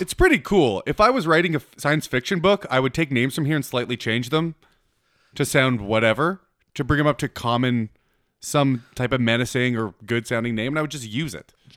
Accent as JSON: {"language": "English", "country": "Canada"}